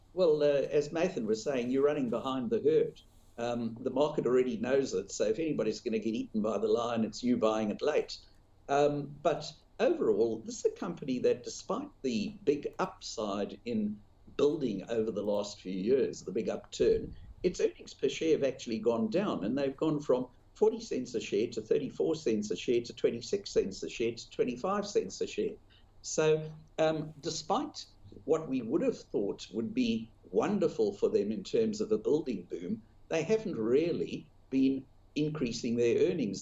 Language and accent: English; South Africa; now in Australia; I grew up in South Africa where gold was the biggest subject of conversation in the business press